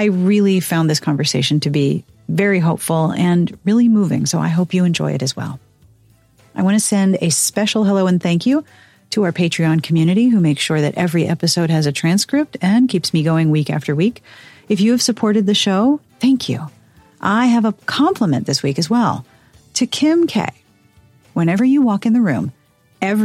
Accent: Pittsburgh, Pennsylvania, United States; my hometown of Pittsburgh

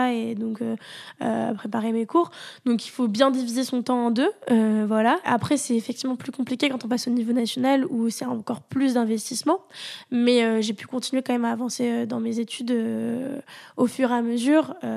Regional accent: Toulouse, Occitania, France; moved away as an adult; also born or lived in Paris; je venais euh, de, de Toulouse euh, et donc j'arrivais pour faire mes études à Paris

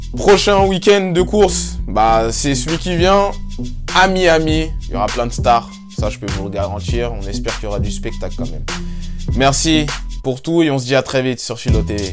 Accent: France; en tant que Français

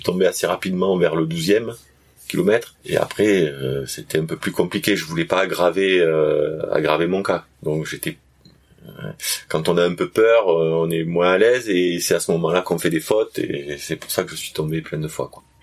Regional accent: south of France, France; accent: southern French; also born or lived in Réunion; je viens du sud de la France comme euh, on peut l'entendre, je pense à mon accent.

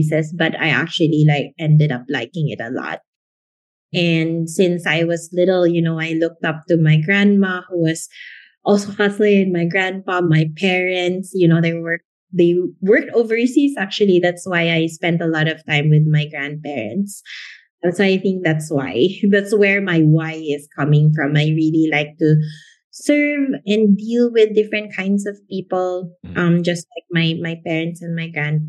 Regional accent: Philippines; I was born and raised in the Philippines

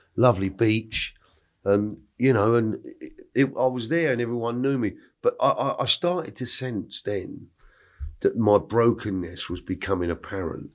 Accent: New Malden, London, United Kingdom; born or raised there; also born or lived in Clapham, London / Stockwell, London / Epsom, Surrey

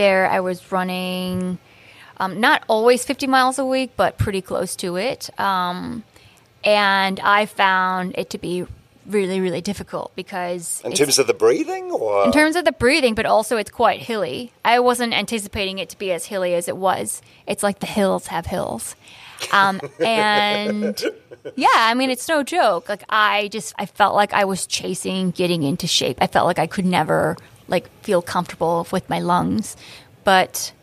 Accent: Maryland, United States; moved away as an adult; also born or lived in Hawaii / Cleveland; now in New York, United States; I moved from Hawaii to Maryland. I grew up in Maryland.

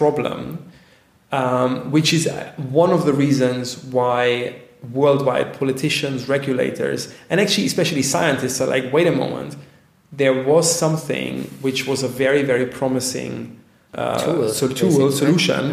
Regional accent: Bavaria, Germany; I'm from Bavaria

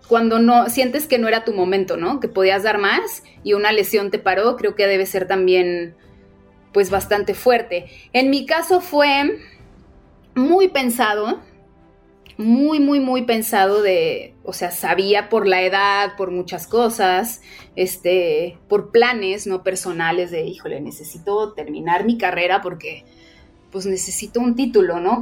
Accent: Guadalajara, Jalisco, Mexico; yo igual me retiro como en mi tierra

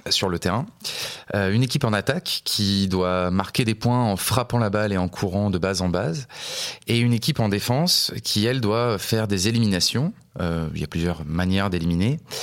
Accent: La Rochelle, Nouvelle-Aquitaine, France; born or raised there; moved away as an adult; also born or lived in Montpellier

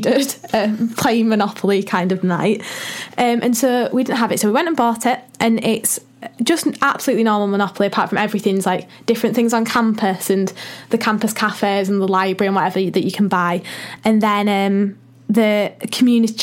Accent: Leeds, Yorkshire and the Humber, United Kingdom; I'm from Leeds

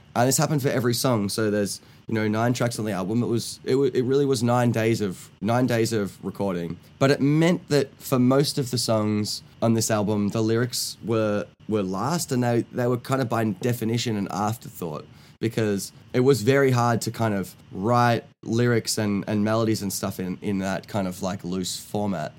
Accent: Australia; I'm from Australia.

